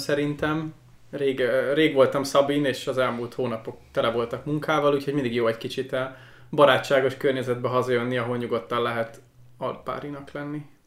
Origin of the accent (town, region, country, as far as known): Hungary; moved away as an adult; now in Estonia